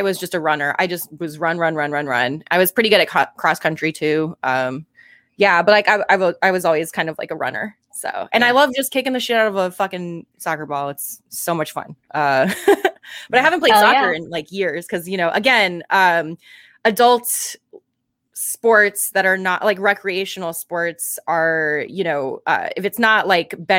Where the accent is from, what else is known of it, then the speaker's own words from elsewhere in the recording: Guam; moved away; I was born and raised on Guam.